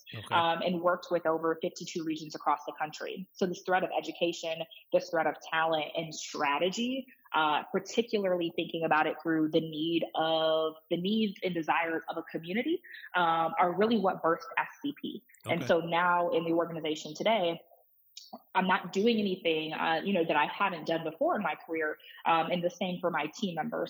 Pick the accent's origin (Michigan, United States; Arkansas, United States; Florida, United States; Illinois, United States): Michigan, United States; Detroit; moved away as an adult; I'm from Detroit. Obviously, I live in Detroit. My office is in Detroit. And so we do a lot of work with, tens of districts across the city. And so it's a pleasure and an honor to work in my hometown here